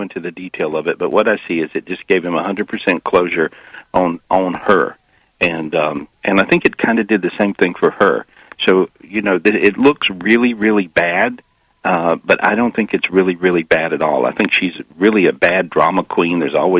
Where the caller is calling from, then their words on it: Florida, United States; I'm in Florida today.